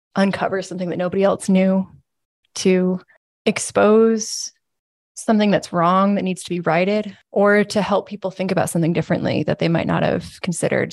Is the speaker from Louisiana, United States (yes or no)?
no; Williston, Vermont, United States; I'm from here. I'm from Williston, uh, Vermont, and I grew up reading the Burlington Free Press over breakfast